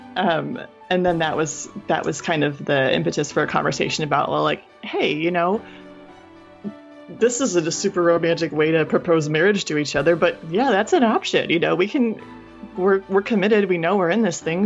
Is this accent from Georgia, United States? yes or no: no; Michigan, United States; moved away; I'm from Michigan. I lived in Michigan my whole life from childhood through university